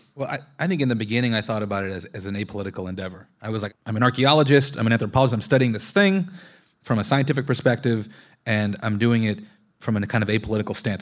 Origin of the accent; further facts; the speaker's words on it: Long Beach, California, United States; also born or lived in South Texas; Growing up in Long Beach